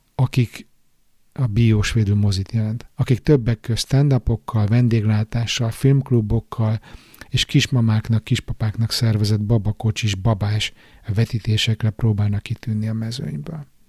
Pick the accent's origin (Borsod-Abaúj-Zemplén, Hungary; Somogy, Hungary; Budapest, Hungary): Budapest, Hungary; now in Stockholm, Sweden; otthon Pesten